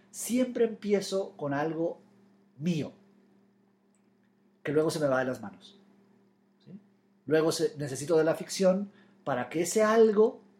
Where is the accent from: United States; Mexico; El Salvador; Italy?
United States; Florida; also born or lived in New York; Yo pensé que cuando empezara a escribir de Nueva York, de mi infancia en la Florida, eso iba a suceder en inglés y no, lo he hecho en español.